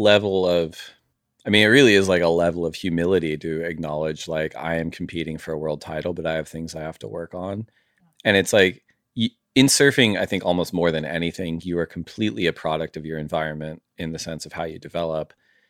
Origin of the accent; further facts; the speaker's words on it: Santa Barbara, California, United States; like growing up in Santa Barbara, you have a range of waves.